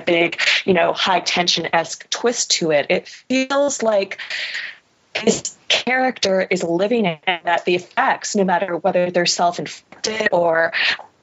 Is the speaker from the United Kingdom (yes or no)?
no; Canada; I'm Canadian